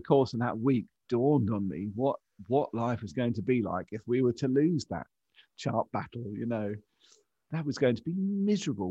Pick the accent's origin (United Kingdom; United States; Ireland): United Kingdom; England; to have me born in France rather than in England